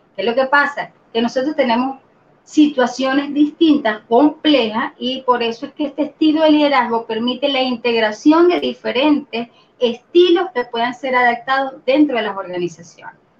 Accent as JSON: {"language": "Spanish", "country": "Venezuela", "tie": "born or raised there", "said": "soy venezolana, eh, soy ingeniero de sistema, por supuesto, tengo 48 años de edad, mm, no soy de las que se estresan cuando dicen la edad, orgullosamente de 48 años, eh, toda mi vida acá en Venezuela"}